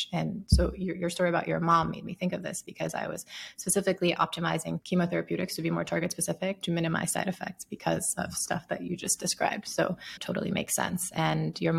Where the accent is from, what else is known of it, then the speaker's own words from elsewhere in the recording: Sierra Leone; moved away; I grew up in Sierra Leone, seventh poorest country in the world, worst place in the world to be a mom